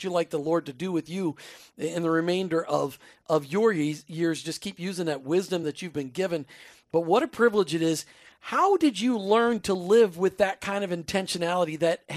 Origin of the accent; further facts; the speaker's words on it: Minnesota, United States; I grew up in Minnesota, which means you spent many a very cold nights in downtown Minneapolis